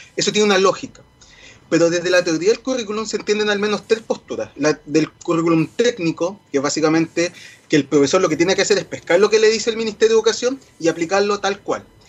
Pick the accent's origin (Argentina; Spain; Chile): Chile; nos hace sentir orgullosos como chilenos